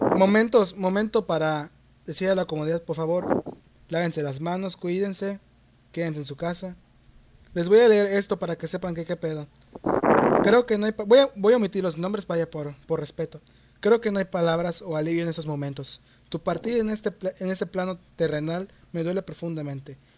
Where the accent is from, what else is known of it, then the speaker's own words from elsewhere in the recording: Yucatán, Mexico; soy mexicano.